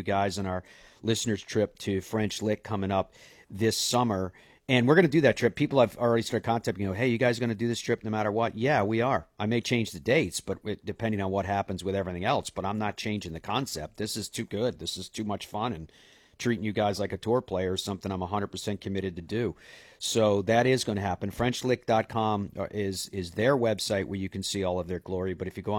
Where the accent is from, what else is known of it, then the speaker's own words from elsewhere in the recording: Ireland; moved away; I'm Irish